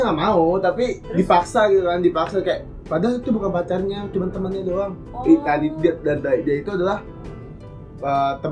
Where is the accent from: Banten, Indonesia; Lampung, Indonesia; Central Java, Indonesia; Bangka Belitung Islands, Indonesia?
Banten, Indonesia; Tangerang; menurut gua gua yang gua yang dari kecil di Tangerang, sekarang kerja di kerja di ke Jakarta